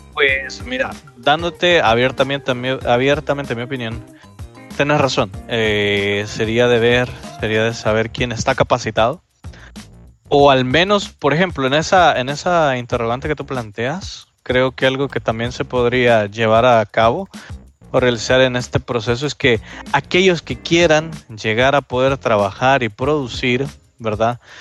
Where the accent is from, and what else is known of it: El Salvador